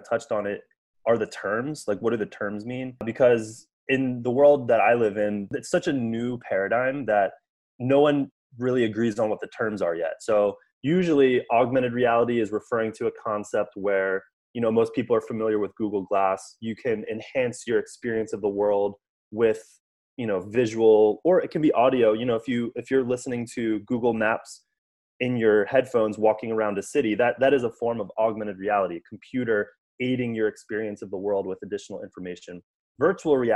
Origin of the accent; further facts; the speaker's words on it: United States; growing up in the United States